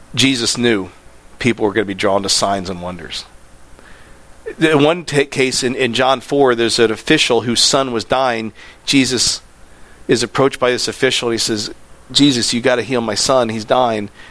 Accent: Land O'Lakes, Florida, United States; I'm from Land O'Lakes

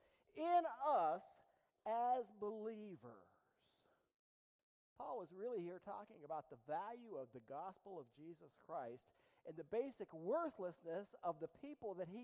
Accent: East Liverpool, Ohio, United States; I'm from East Liverpool

